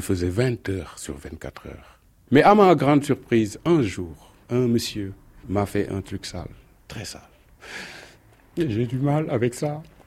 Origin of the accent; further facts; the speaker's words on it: Senegal; moved away as an adult; now in Paris, France; j'ai commencé à bricoler étant très jeune au Sénégal où je suis né et grandi.